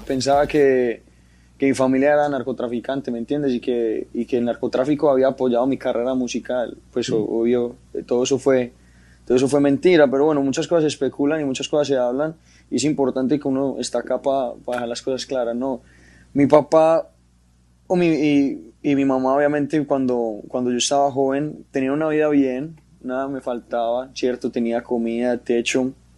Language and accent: Spanish; Medellín, Antioquia, Colombia; una familia paisa, una familia de Medellín normal